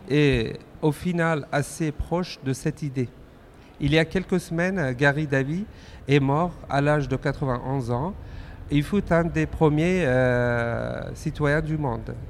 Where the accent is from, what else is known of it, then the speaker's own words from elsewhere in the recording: Afghanistan; now in France; je suis originaire d'Afghanistan